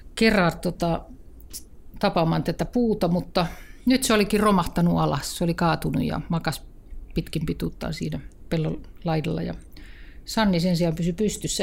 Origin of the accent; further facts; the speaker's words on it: Kirkkonummi, Uusimaa, Finland; No mä oon kotoisin Kirkkonummelta ja tuota, asuin lapsuuteni todella hienon metsäirämaan vieressä